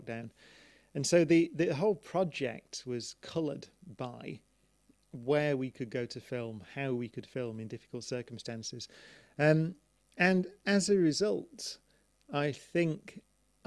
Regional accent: Manchester, North West England, United Kingdom; growing up in Manchester

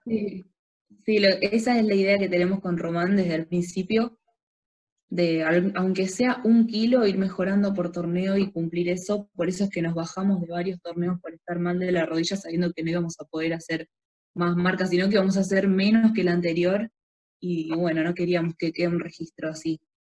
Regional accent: San Jorge, Santa Fe, Argentina; yo soy de San Jorge

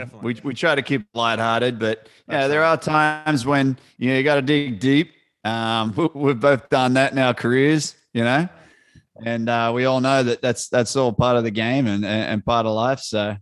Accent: Australia; Mate, we'd always wake up, you know, as a kid, just obviously given the childhood memories.

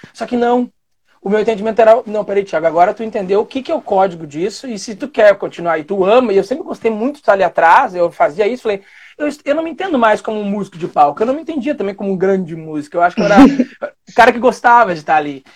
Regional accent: Guaíba, Rio Grande do Sul, Brazil; na cidade de Guaíba eu tinha uma banda

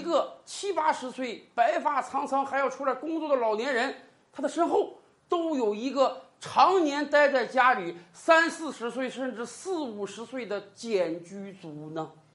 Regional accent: China; 我们中国人是喜欢热闹的民族

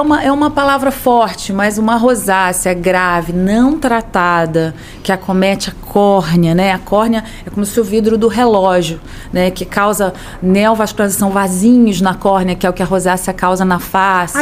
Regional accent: Campos dos Goytacazes, Rio de Janeiro, Brazil; moved away as an adult; now in Rio de Janeiro, Brazil; eu sou de Campos, mas vim para o Rio

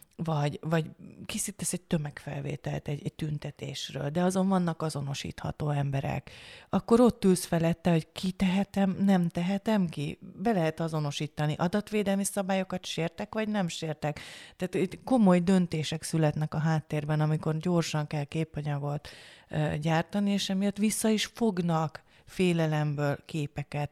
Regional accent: Hungary; én is magyar vagyok

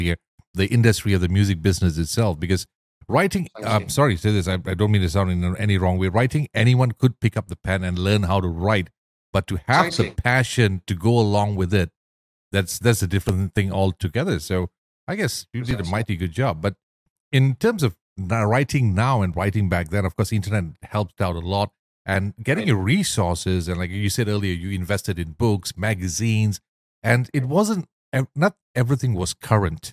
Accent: Ipoh, Perak, Malaysia; I'm from Ipoh. Ipoh boy

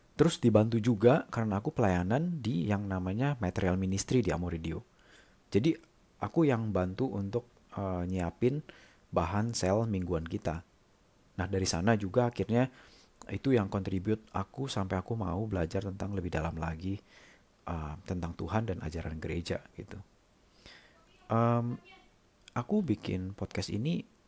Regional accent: Jakarta, Indonesia; also born or lived in Germany; now in Singapore; Aku lahir dan besar di Jakarta, tapi udah lama sih nggak tinggal di sana.

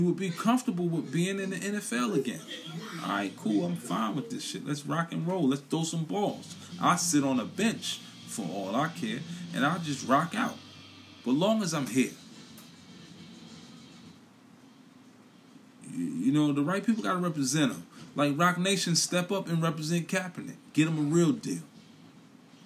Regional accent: New York City, New York, United States; now in Philadelphia, United States; I'm from Brooklyn. I represent Brooklyn. I represent BK to the fullest. But I'm in Philadelphia

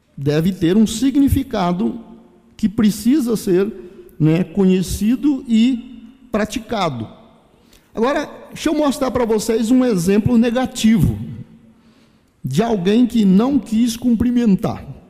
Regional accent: Brazil; nós brasileiros

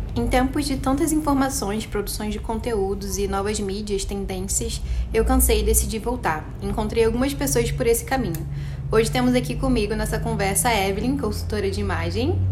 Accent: Duque de Caxias, Rio de Janeiro, Brazil; eu que sou do Rio de Janeiro, que venho da Baixada Fluminense e Caxias

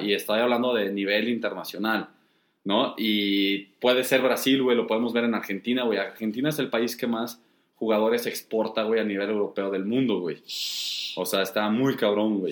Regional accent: Mexico

